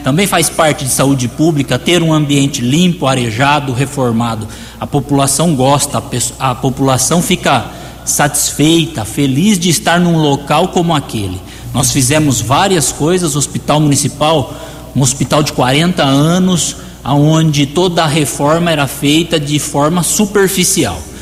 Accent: Americana, São Paulo, Brazil; essa cidade americana onde eu nasci, cresci e pretendo viver todos os anos aí da minha vida

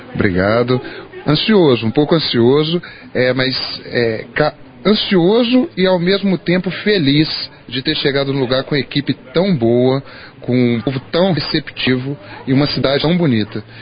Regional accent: Juiz de Fora, Minas Gerais, Brazil; moved away as an adult; now in Rio Paranaíba, Brazil; eu sou de Juiz de Fora, Minas Gerais

